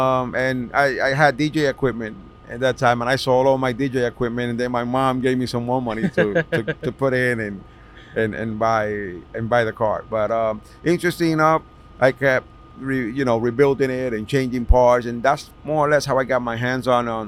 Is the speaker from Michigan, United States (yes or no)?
no; New York City, New York, United States; I grew up in Washington Heights.